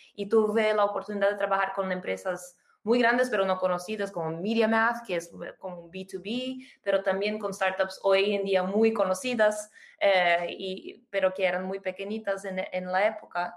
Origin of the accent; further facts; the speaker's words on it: Brazil; Spanish is a second language; moved away as an adult; also born or lived in United States; now in São Paulo, Brazil; nací y viví en Brasil hasta los 18 años y después me fui a estudiar en los Estados Unidos